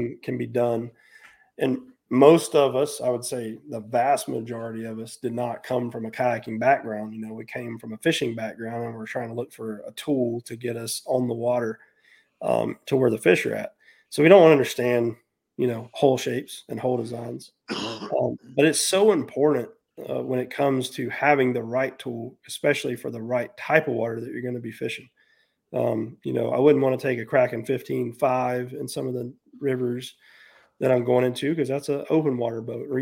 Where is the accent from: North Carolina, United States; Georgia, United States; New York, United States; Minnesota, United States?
North Carolina, United States; moved away as an adult; also born or lived in Florida; back home to where I grew up at here in North Carolina.